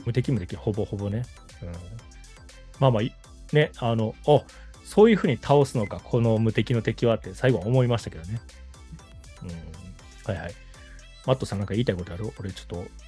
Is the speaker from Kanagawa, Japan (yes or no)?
no; Kobe, Hyogo, Japan